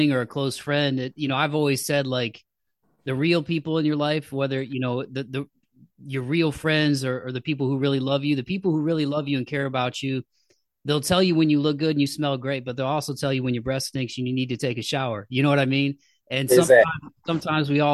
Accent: Toledo, Ohio, United States; moved away as an adult; now in Nashville, United States; I'm originally from the Midwest. So I grew up in a city called Toledo, Ohio

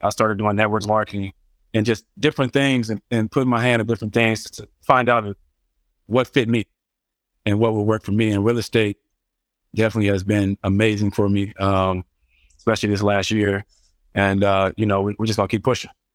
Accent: Cincinnati, Ohio, United States; I'm from Cincinnati, Ohio.

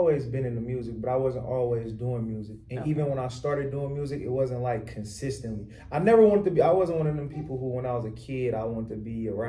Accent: Richmond, California, United States; I'm from Richmond, California, like she said.

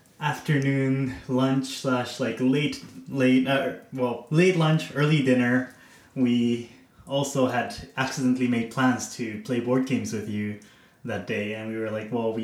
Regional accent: Japan; also born or lived in Netherlands / China / Canada; I am from Japan originally, but I was raised quite all over the place in the Netherlands, in China, and Canada for the past 10 years or so

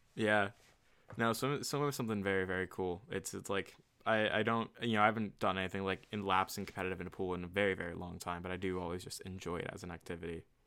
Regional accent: Virginia, United States; the Virginia area where we kinda grew up

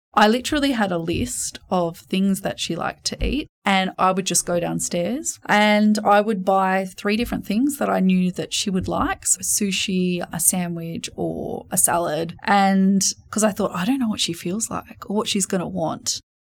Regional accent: New South Wales, Australia; also born or lived in England; now in Sydney, Australia; I was from New South Wales

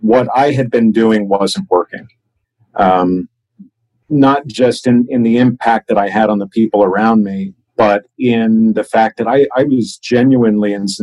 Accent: United States; also born or lived in Chicago, Illinois / Washington, D.C. area; I grew up in Chicago and outside of Washington, D.C., where family is located

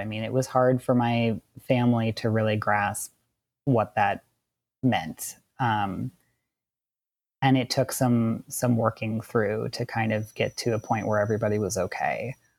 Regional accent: Wisconsin, United States; also born or lived in Southern California; now in California, United States; I grew up in Wisconsin and I'm a queer trans man, and I currently live in Southern California.

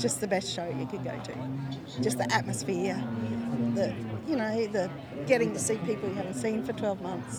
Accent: Rockhampton, Queensland, Australia; I'm from Rocky.

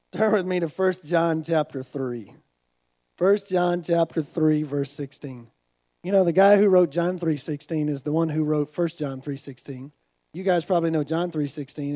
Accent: United States; I'm from America.

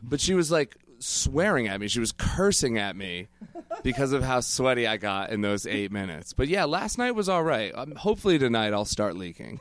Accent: Connecticut, United States; now in New York, United States; we're from the same town. We grew up together in Connecticut

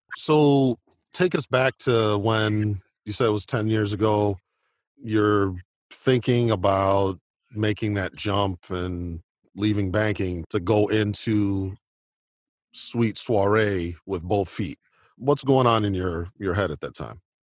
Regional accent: Oak Park, Illinois, United States; my hometown of Oak Park, Illinois

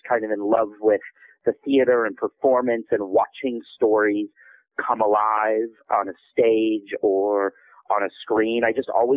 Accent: Iowa Falls, Iowa, United States; I actually grew up, in Iowa in a small town called Iowa Falls of about, 5,000

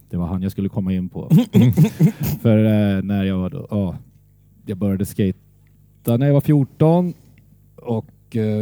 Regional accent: Södertälje, Stockholm County, Sweden; Ja, det är jag. Där är min far född och där är min äldsta son eh, född, mitt äldsta barn.

